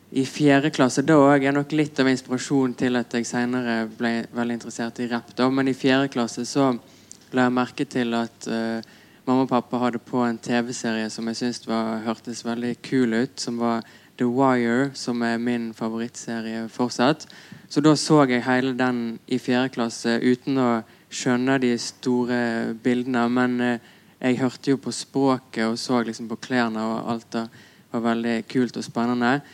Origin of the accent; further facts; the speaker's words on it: Radøy, Vestland, Norway; accent: Radøy dialect (stril); now in Oslo, Norway; jeg har hørt veldig lite musikk fra Norden med min dialekt